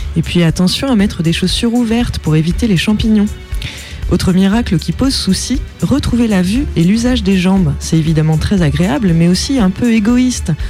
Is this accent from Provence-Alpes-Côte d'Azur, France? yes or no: no; Vendée, Pays de la Loire, France; Je suis né en Vendée, le pays du cul du fou et de Devilliers